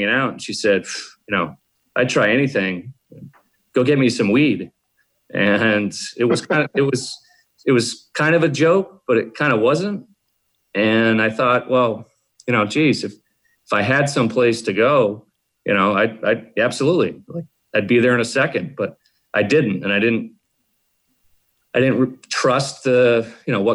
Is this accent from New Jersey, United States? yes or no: no; South Coast, Massachusetts, United States; I grew up in Massachusetts down here in the South Coast